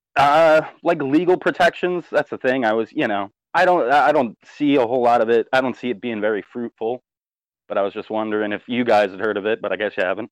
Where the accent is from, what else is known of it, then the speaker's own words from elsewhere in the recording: New Jersey, United States; now in Tampa, United States; I'm from Jersey